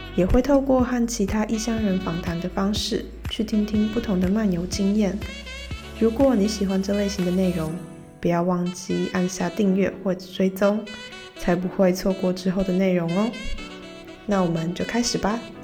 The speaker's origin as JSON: {"language": "Chinese", "country": "Taiwan", "also_born_or_lived": "Groningen, Netherlands", "moved": "as an adult"}